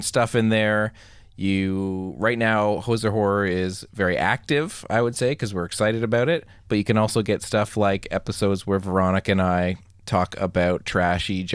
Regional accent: Canada; as a Canadian

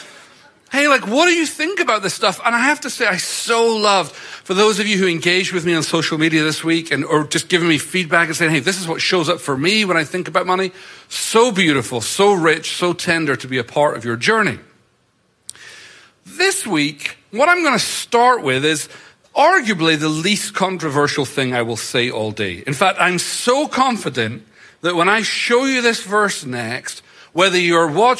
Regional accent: Scotland, United Kingdom; moved away; I grew up in Scotland in a church culture that really didn't have a high value on money

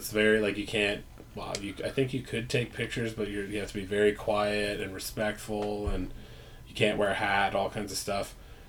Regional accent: Ontario, Canada; Growing up in Northern Ontario, too, and on a farm

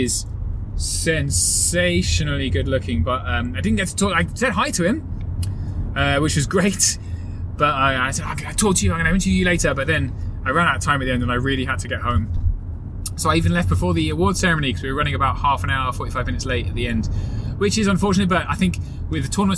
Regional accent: England, United Kingdom; Oh, we're so English. It's terrible.

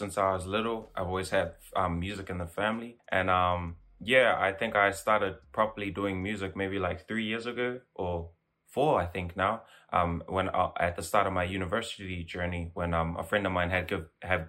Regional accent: Auckland, New Zealand; I'm from South Auckland, Otara. Proud to be 2714 hard.

